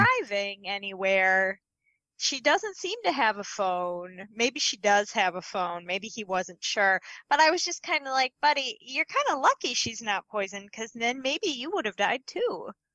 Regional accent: Midwest, United States; as a Midwesterner

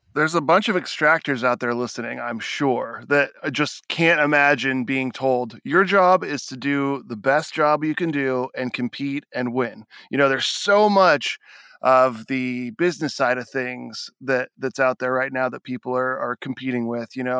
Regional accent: Monterey area, California, United States; I was born in the Monterey area

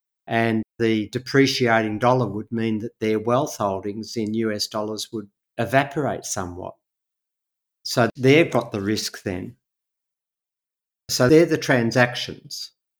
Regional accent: Australia

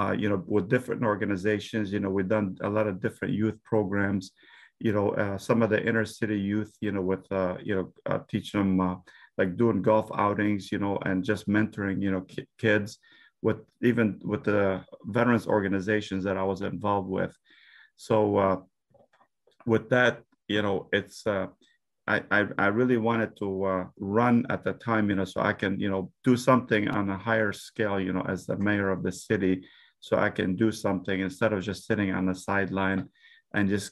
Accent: Dearborn, Michigan, United States; I was raised in Dearborn. It's why I went to school in Dearborn.

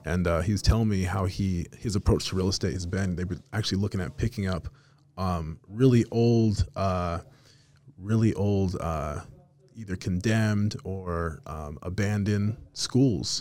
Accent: Salt Lake City, Utah, United States; also born or lived in Las Vegas, Nevada; grew up in the city, grew up over here in the city, lived downtown for about ten years.

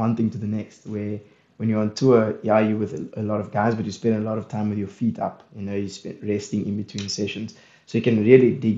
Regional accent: South Africa

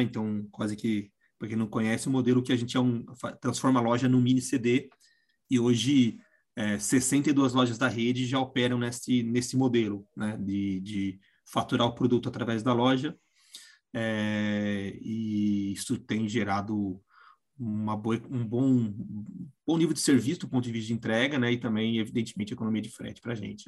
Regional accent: Jundiaí, São Paulo, Brazil; eu sou de Jundiaí, moro em Jundiaí ainda

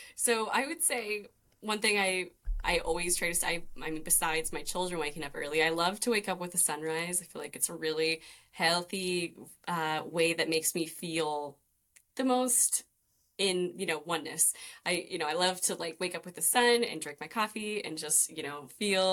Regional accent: Idaho, United States; now in Maui, United States; I'm originally from Idaho though. So I'm not from the beautiful island, but I've been here for 10 years.

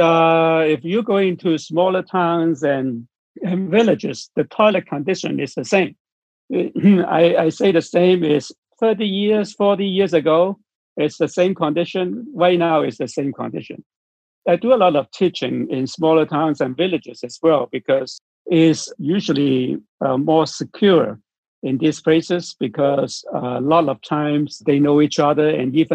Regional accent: Hong Kong; I'm from Hong Kong

